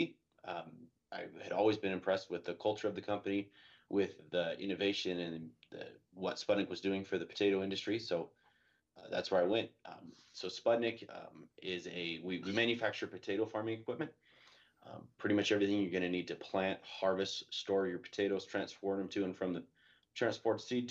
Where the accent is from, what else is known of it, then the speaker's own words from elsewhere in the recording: Idaho, United States; I grew up out here in Idaho